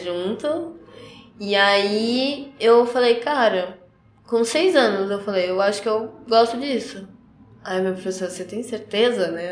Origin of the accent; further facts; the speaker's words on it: Carapicuíba, São Paulo, Brazil; moved away as an adult; also born or lived in Barueri; now in Curitiba, Brazil; Eu sou paulista, eu nasci em Barueri, só que morava em Carapicuíba e hoje estou aqui em Curitiba